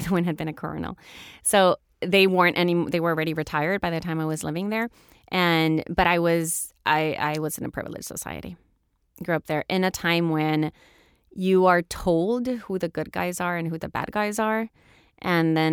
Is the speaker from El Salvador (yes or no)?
yes; El Salvador; moved away as an adult; also born or lived in Houston, Texas, United States / Florida, United States; I grew up in El Salvador during the Civil War, in a military family